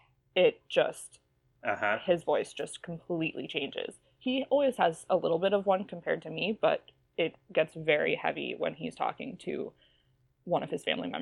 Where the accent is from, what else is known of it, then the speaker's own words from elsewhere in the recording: Ohio, United States; I could give you a whole episode just on the way my vowels have changed since I moved from Ohio.